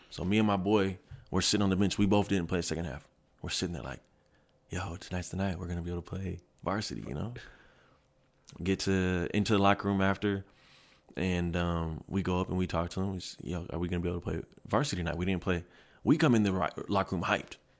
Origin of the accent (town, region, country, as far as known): Kent, Washington, United States; born or raised there; moved away as an adult; also born or lived in Seattle, Washington / Red Deer, Alberta / Germany